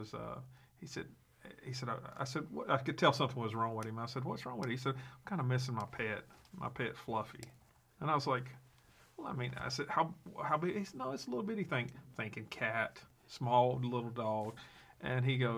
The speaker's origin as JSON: {"language": "English", "region": "South Georgia", "country": "United States", "tie": "born or raised there", "also_born_or_lived": "Wisconsin", "moved": "as an adult", "said": "I grew up down in Georgia, in South Georgia"}